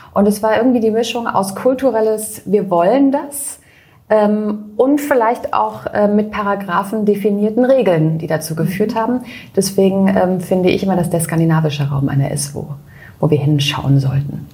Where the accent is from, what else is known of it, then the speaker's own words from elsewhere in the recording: near Freiburg, Baden-Württemberg, Germany; in Freiburg, das ist bei mir in der Nähe, mhm. äh, wo ich herkomme